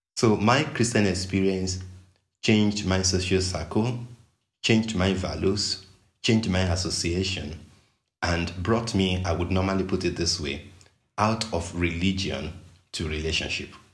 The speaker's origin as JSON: {"language": "English", "region": "Western Nigeria", "country": "Nigeria", "tie": "born or raised there", "said": "I grew up in Western Nigeria"}